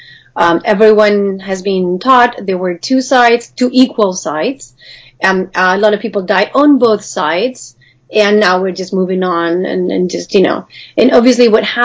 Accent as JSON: {"language": "English", "country": "Spain", "tie": "born or raised there", "also_born_or_lived": "United States", "moved": "as an adult", "said": "I actually grew up in Spain. I've been living in the U.S., although I'm back in Spain"}